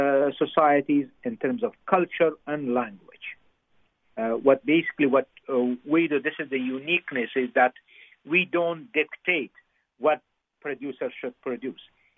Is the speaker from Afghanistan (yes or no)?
yes; Afghanistan; moved away; I grew up in Afghanistan